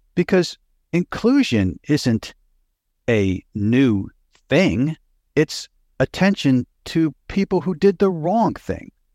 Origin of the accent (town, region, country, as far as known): Pennsylvania, United States; born or raised there; moved away; also born or lived in New York City / Los Angeles / Houston / United Kingdom